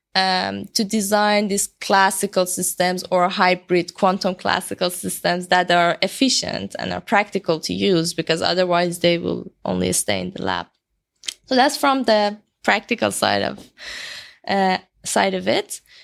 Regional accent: Iran; moved away as an adult; now in Edinburgh, United Kingdom; I'm from Iran

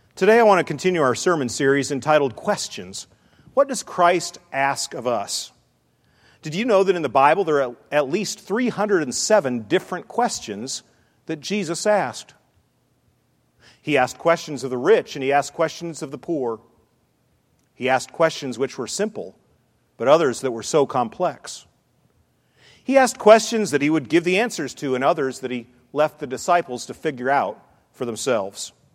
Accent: Western New York, United States; Growing up in Western New York, my dad and I would often get up early

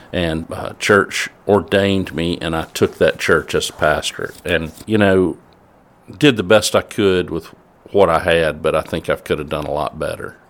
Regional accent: Southaven, Mississippi, United States; also born or lived in Aberdeen, Mississippi; born in Aberdeen, Mississippi, but we moved to South Haven, Mississippi, when I was, I think, about four or five years old. So I grew up in South Haven.

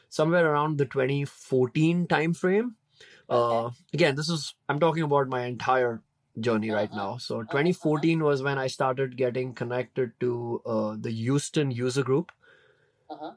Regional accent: Mumbai, Maharashtra, India; moved away as an adult; now in United States; I'm born and brought up in India. I spent like 25 years of my life there.

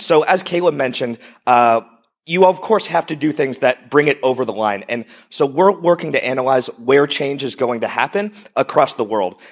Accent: United States; moved away as an adult; also born or lived in Europe / Estonia; I'm originally an entrepreneur from the U S, if you haven't figured out from my accent.

